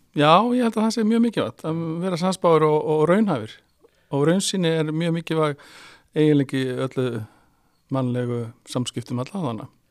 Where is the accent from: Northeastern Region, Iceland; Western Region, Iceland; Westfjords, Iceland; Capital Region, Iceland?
Western Region, Iceland; Rif; ég fattur uppalinn á Snæfisnesi og ég er snæfyllingur og ég er mjög stoltur af því, ég er rifsari